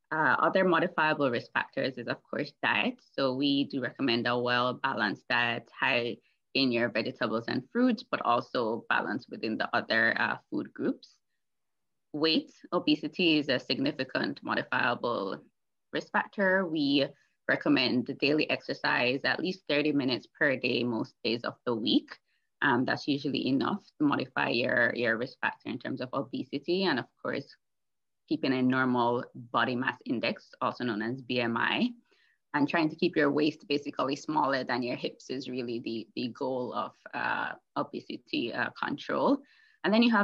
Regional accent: Jamaica; moved away as an adult; now in Toronto, Canada; I am a Jamaican born and grown

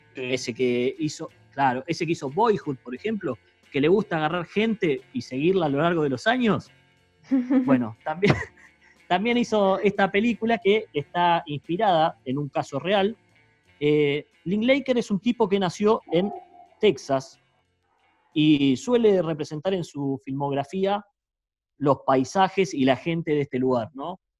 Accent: Mar del Plata, Buenos Aires Province, Argentina; nosotros somos de Mar del Plata

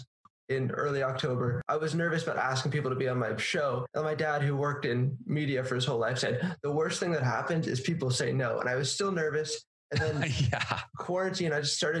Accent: San Francisco, California, United States; now in Seattle, United States; I'm from San Francisco, but I moved to Seattle

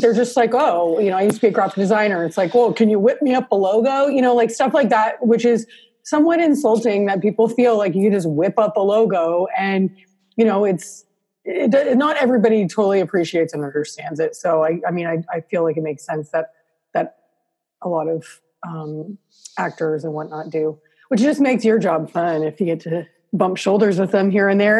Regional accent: Canada; I'm Canadian

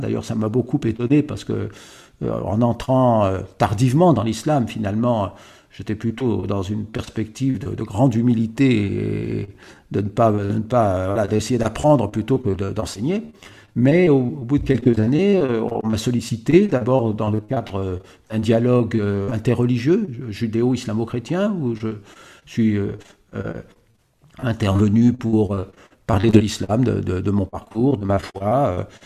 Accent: Paris, Île-de-France, France; je suis né à Paris. je suis né à Paris

